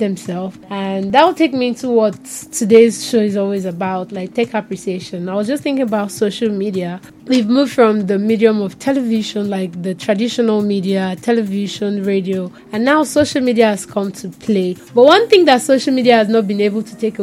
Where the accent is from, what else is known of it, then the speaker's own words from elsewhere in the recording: Lagos, Nigeria; I do it mostly in Pidgin English because I'm from Ajegunle